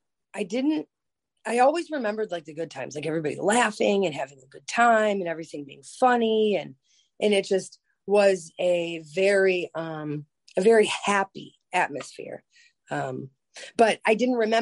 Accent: Lorain, Ohio, United States; also born or lived in Cleveland, Ohio; I grew up in Lorain, Ohio

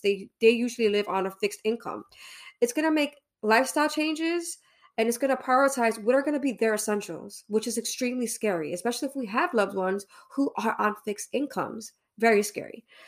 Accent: New York City, New York, United States; I'm from Brooklyn East New York

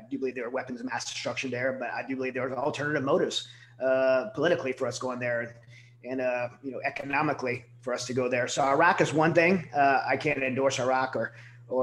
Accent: Southern Louisiana, United States; now in Texas, United States; I'm from Southern Louisiana, born and raised there

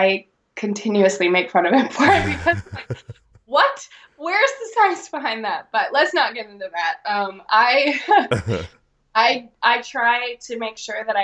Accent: Alaska, United States; my hometown

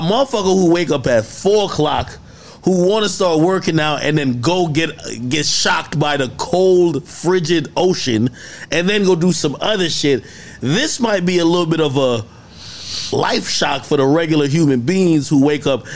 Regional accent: Jamaica; I'm Jamaican

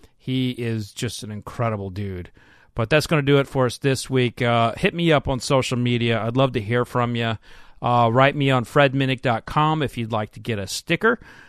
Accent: Oklahoma City, Oklahoma, United States; moved away as an adult; now in Kentucky, United States; I'm originally from Oklahoma.

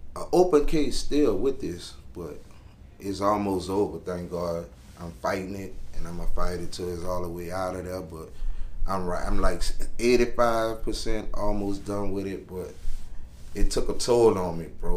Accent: New Orleans, Louisiana, United States; I'm from Uptown New Orleans, Carrollton, 17 Ward

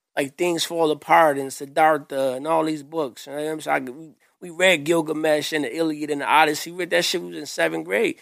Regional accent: Grand Rapids, Michigan, United States; I grew up here in Grand Rapids on the Southeast side.

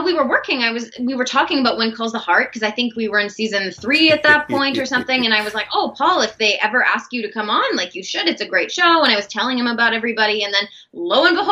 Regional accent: Canada; also born or lived in Los Angeles, United States / Vancouver, Canada; I'm Canadian, but I had an American visa, so I was living down there

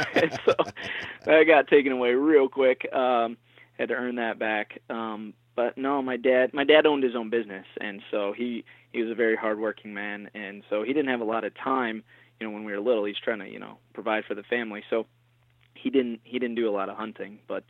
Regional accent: Michigan, United States; So, I mean, you know, growing up in Michigan, it's almost like a rite of passage.

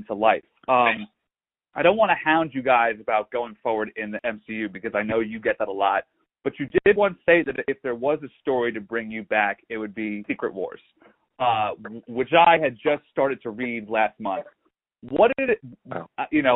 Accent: New Jersey, United States; I'm from New Jersey.

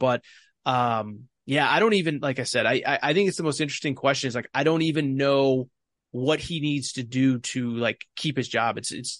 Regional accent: Northeast, United States; growing up in the Northeast

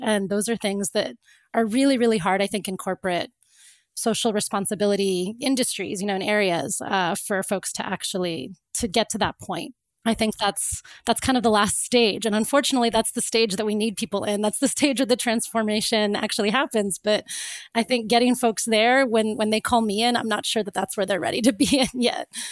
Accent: Florida, United States; also born or lived in Cape Town; I grew up in Florida

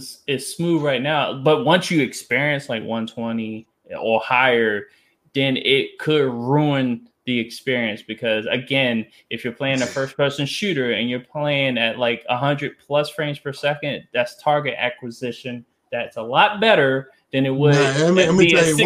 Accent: Washington, District of Columbia, United States; born there; I was born in Southeast DC, so I know how that area gets.

